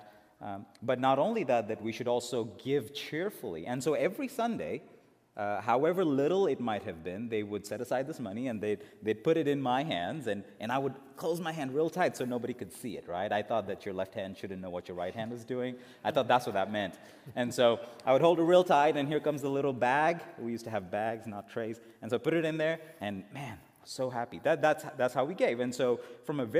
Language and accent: English; India; moved away; I was born and raised in India